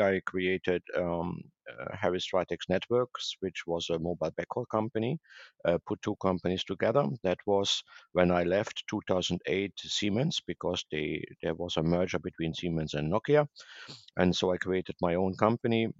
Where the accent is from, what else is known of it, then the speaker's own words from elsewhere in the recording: Germany; moved away as an adult; also born or lived in Asia; now in Boca Raton, United States; I'm originally from Germany